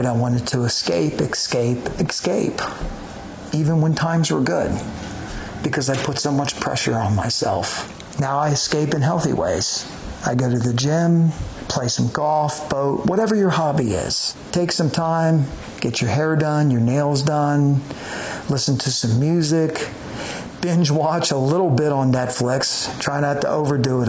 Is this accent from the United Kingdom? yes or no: no; Cincinnati, Ohio, United States; moved away; where I grew up in the Cincinnati area